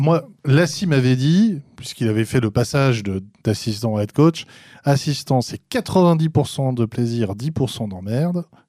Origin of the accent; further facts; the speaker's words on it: France; accent: French; je vais prononcer avec mon accent français